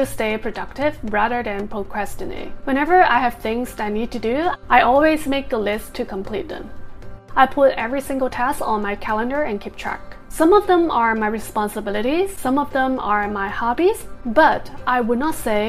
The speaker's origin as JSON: {"language": "English", "country": "United States"}